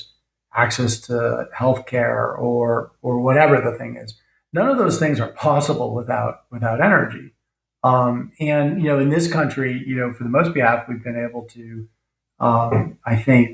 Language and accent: English; United States; speaking as an American